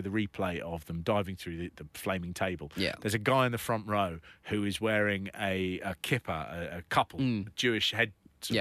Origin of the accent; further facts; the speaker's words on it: United Kingdom; as a British person